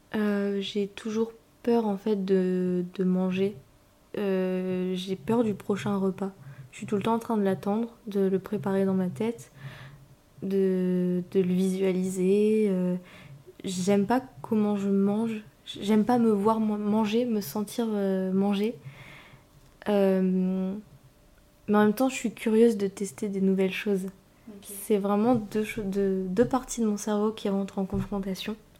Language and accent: French; northern France, France; moved away as an adult; now in Paris, France; je viens du nord de la France, où j'ai grandi avec ma mère, mon père, euh, mon petit frère. Et puis maintenant j'habite sur Paris toute seule